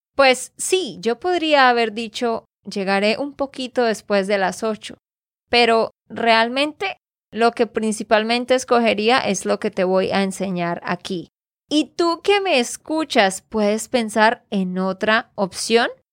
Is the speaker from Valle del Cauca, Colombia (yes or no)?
no; Santander, Colombia; de Santander, Colombia